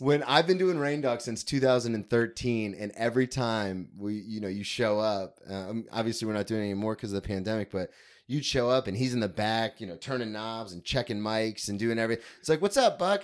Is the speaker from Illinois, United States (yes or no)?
no; Florida, United States; also born or lived in Ohio; I grew up in Florida